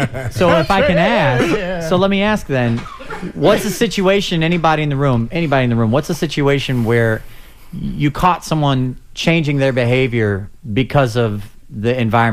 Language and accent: English; St. Louis, Missouri, United States; I grew up in St. Louis